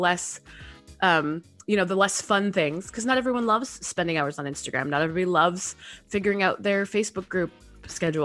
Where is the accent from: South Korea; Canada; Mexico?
Canada; moved away as an adult; also born or lived in Texas, United States; I am a Canadian living just outside of Toronto, Canada. I spent 10 years in Texas, moved home during the pandemic